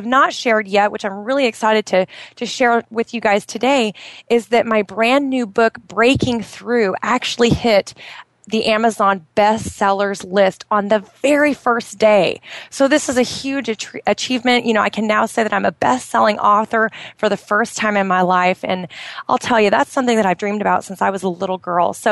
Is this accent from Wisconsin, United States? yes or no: no; outside of Portland, Oregon, United States; moved away as an adult; now in Bahrain; my hometown outside of Portland, Oregon